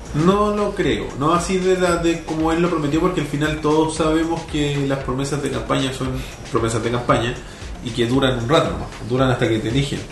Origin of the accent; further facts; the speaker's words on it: Chile; como, buen chileno